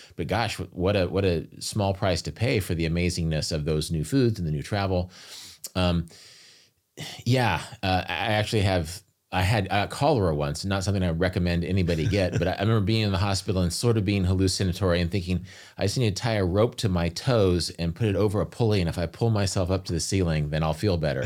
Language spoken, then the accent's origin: English; United States; being an American